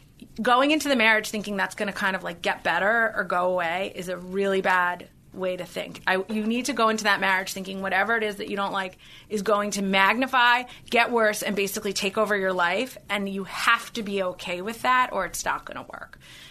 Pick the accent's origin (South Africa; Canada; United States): South Africa; So when someone wants to cast me in a movie as the South African, I can only have one line.